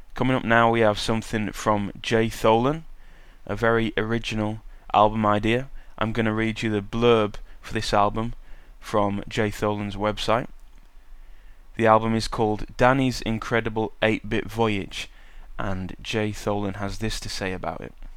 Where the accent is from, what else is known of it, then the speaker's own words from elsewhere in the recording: United Kingdom; accent: British; also born or lived in Sheffield; my British accent